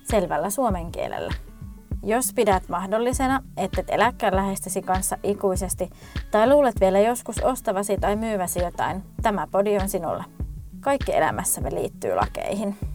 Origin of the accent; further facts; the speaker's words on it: Lapland, Finland; mutta me olen kotoisin Lapista.